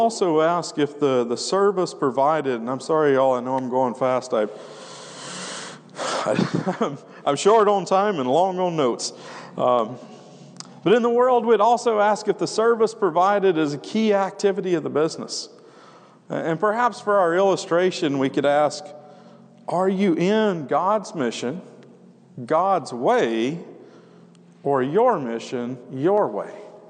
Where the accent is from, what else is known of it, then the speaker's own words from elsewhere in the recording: Wyoming, United States; we come from Wyoming, and man, part of the reason it's hard ground is because the locals, you got these ranchers that they're not that far removed from the pioneers that carved that country out from a wilderness.